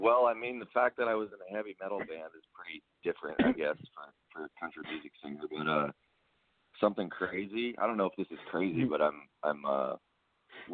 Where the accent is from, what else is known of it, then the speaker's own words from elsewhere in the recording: Portland, Oregon, United States; also born or lived in Winter Park, Florida; Well, I grew up, like I said, in the Portland, Oregon area. I'm actually originally from Florida.